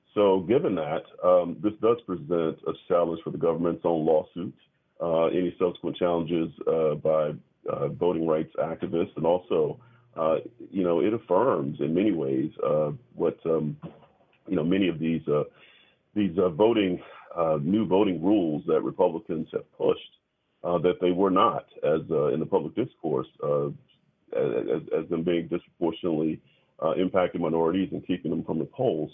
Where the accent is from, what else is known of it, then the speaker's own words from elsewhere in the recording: the South, United States; I'm a Southerner